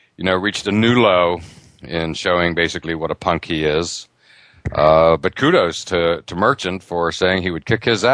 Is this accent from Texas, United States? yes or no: no; Western Pennsylvania, United States; growing up in Western Pennsylvania, outdoors is king